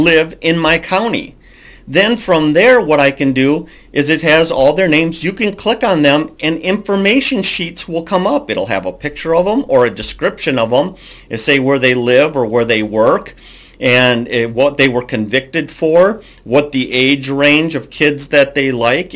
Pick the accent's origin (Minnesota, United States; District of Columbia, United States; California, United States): Minnesota, United States; I'm from Minnesota